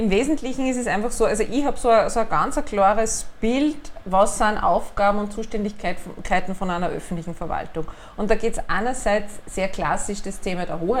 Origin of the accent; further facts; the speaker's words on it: Upper Austria, Austria; Äh, ich bin geborene Oberösterreicherin, das ist, glaube ich, da ganz, ganz wesentlich zu unterstreichen.